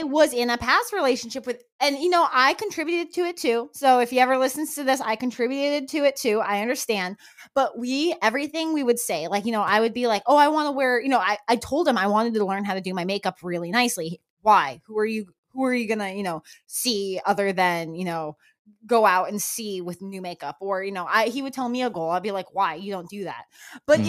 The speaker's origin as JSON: {"language": "English", "region": "New Mexico", "country": "United States", "tie": "born or raised there", "moved": "yes", "lives_now": "Florida, United States", "said": "I grew up in New Mexico where that was a very, very common thing"}